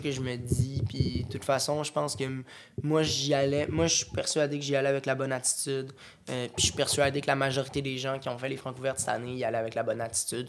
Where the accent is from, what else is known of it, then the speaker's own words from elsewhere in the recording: Boucherville, Quebec, Canada; On vient de la Rive-Sud. Moi, je viens de Boucherville